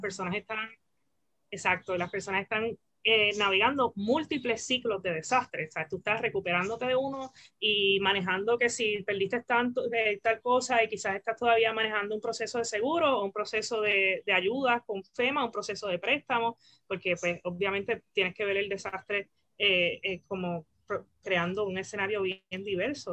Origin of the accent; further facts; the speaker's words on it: Isabela, Puerto Rico; yo soy puertorriqueña, eh, nací nací, crecí eh, en Puerto Rico, en el área oeste, en Isabela.